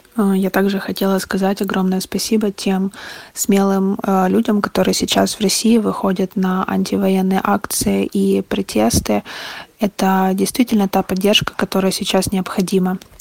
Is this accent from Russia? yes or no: no; Ukraine; also born or lived in Kharkiv; Я украинка, всю жизнь живу в Украине